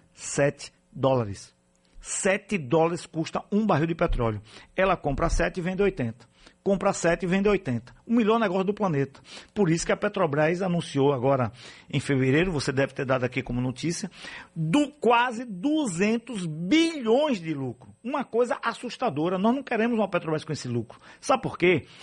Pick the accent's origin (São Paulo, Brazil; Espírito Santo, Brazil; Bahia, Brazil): Bahia, Brazil; Alagoinhas; sou de Alagoinhas